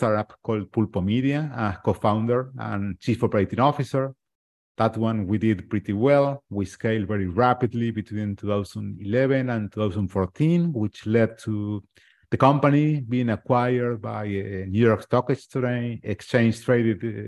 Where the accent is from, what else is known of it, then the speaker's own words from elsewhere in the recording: Argentina; also born or lived in United States; now in Uruguay; I'm in Uruguay, but I was born and raised in Argentina, really close